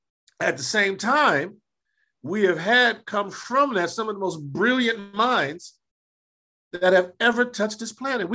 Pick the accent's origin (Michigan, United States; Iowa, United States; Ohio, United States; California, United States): California, United States; Los Angeles; I grew up in Los Angeles, you know, the deep south of Los Angeles